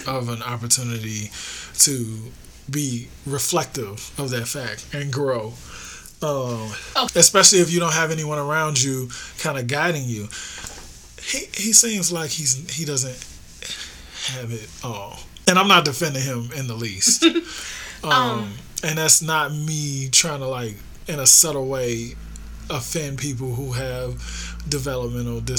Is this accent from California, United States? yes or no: no; Chicago, Illinois, United States; When I was a kid, I grew up in Hyde Park